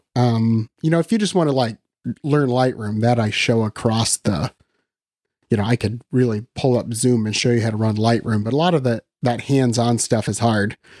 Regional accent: Western Iowa, United States; I'm from Iowa, so I've always lived in Iowa. So I grew up in Western Iowa

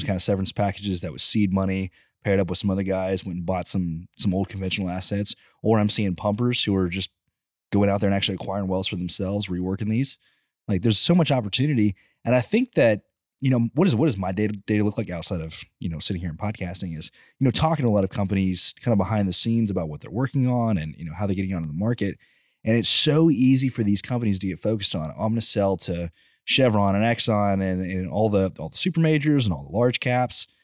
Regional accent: College Station, Texas, United States; I grew up in College Station and had no exposure to oil growing up whatsoever.

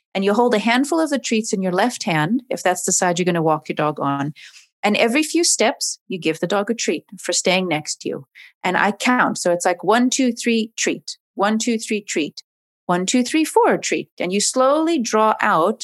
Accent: Oregon, United States; moved away as an adult; now in Cape Town, South Africa; I'm originally from Oregon

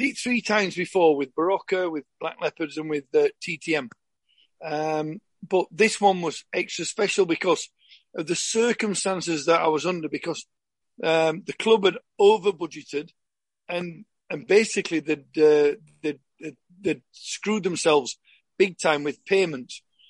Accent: Yorkshire and the Humber, United Kingdom; obviously because I'm from Yorkshire, it was kind of an ideal thing to go from maybe 40 miles to train at Huddersfield.

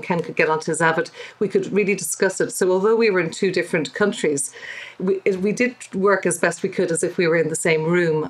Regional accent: Dublin, Leinster, Ireland; I'm from Dublin, but my dad is from Northern Ireland.

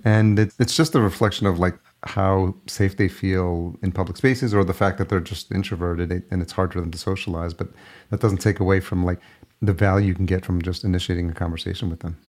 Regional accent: Yonkers, New York, United States; moved away as an adult; also born or lived in Los Angeles; now in Minneapolis, United States; I grew up in Yonkers

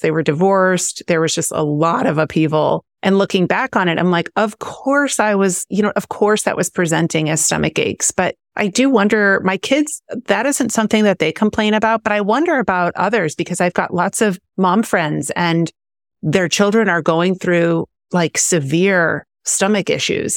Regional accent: Missouri, United States; now in Southern California, United States; I grew up in, I grew up in Missouri

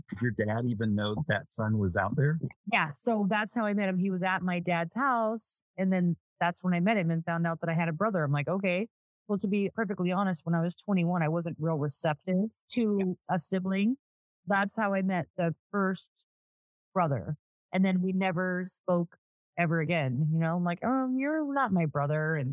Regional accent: California, United States; also born or lived in Michigan; I was born in Michigan and I never knew why until all of this came about. But yeah, so we lived in Southern California with my family.

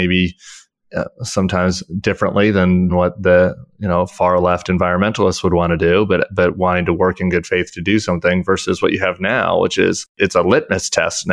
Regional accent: Colorado, United States; I'm from Colorado

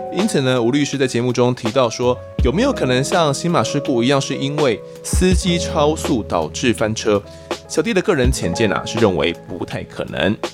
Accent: Mituo, Kaohsiung, Taiwan; 我家乡明陀呢是他的辖区

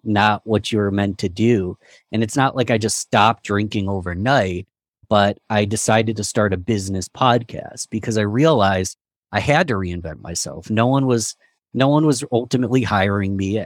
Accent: Rochester, New York, United States; I'm from Rochester, New York

